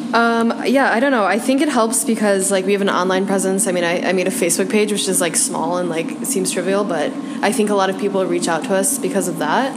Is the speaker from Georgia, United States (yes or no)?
no; Chicago, Illinois, United States; also born or lived in New York; I am a Chicagoan. I moved to New York uh, about a year after college